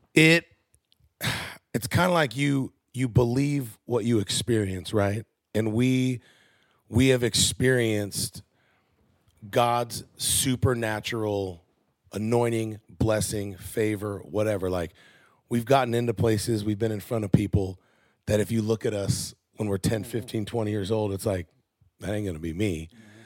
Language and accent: English; Southern California, United States; moved away as an adult; also born or lived in Iowa / Washington; now in Tennessee, United States; I grew up in Southern California